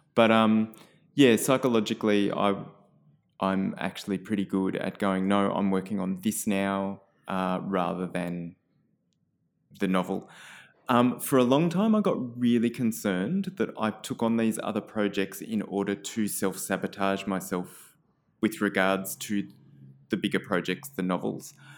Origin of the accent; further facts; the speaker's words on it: Canberra, Australian Capital Territory, Australia; so I grew up in Canberra.